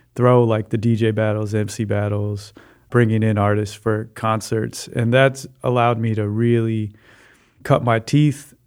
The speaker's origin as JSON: {"language": "English", "town": "Chicago", "region": "Illinois", "country": "United States", "tie": "born or raised there", "said": "I grew up in Hyde Park, um, uh, fifty-fourth and Hyde Park Boulevard"}